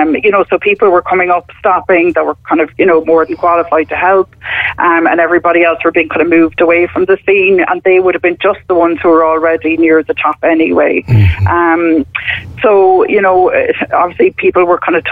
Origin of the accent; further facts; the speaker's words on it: Cork, Munster, Ireland; now in Wicklow, Ireland; We're from Cork originally, both of us, but we're settled in Wicklow.